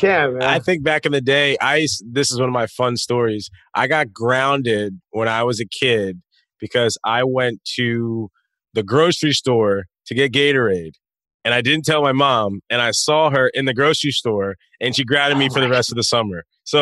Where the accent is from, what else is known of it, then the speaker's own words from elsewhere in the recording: Wilmington, Delaware, United States; In Wilmington, Delaware. So like in the suburbs.